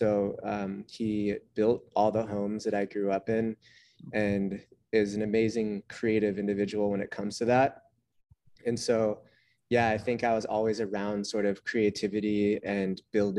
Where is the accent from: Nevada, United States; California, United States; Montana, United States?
California, United States; Santa Cruz; born or raised there